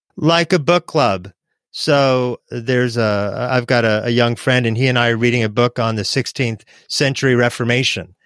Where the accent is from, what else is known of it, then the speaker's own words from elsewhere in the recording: Oregon, United States; I was growing up in Oregon with my mom